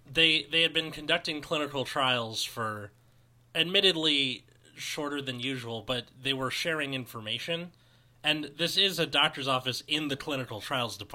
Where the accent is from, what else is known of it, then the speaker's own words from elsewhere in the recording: United States; I'm American